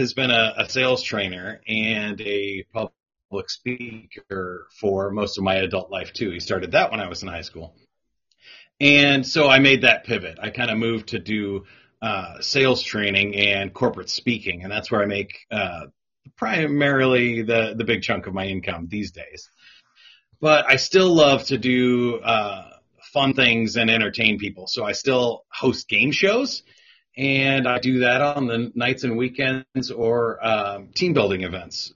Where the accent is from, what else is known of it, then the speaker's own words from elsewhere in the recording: Kansas City, United States; I'm born and raised here in Kansas City